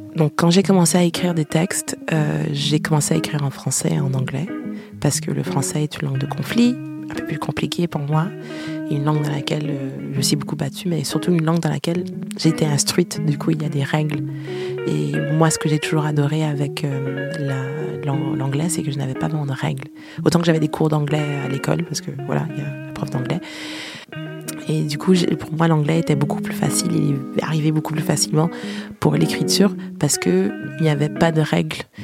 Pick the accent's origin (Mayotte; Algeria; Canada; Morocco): Canada; first language French; moved away as an adult; now in France; j'ai quitté le Canada à 23 ans